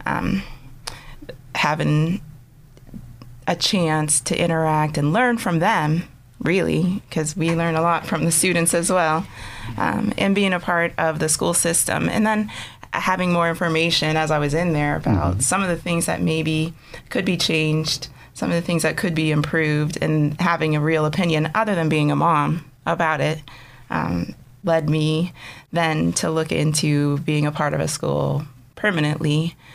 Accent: Conneaut, Ohio, United States; moved away as an adult; also born or lived in Altoona, Pennsylvania; now in Erie, United States; I was born in Altoona, but I grew up in Conneaut, Ohio

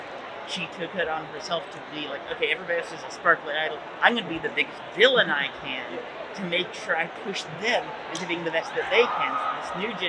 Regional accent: Portland, Oregon area, United States; From the Portland, Oregon area.

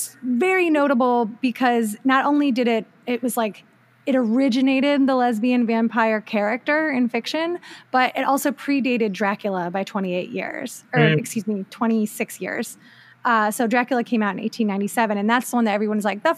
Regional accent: rural Ohio, United States; Rural Ohio stock here.

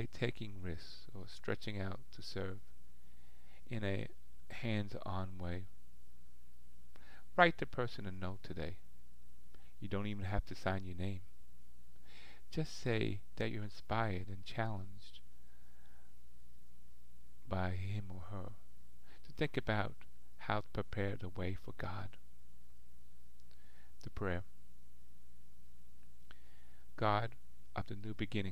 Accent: Boston, Massachusetts, United States; I'm in from Boston

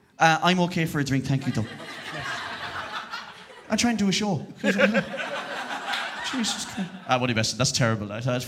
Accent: Connacht, Ireland; accent: Sligo; I'm from Roscommon and I talk like a Sligo person.

